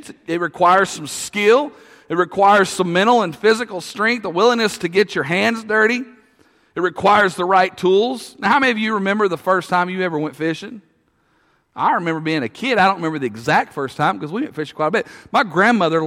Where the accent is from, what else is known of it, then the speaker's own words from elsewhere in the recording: Russellville, Arkansas, United States; I grew up in Russellville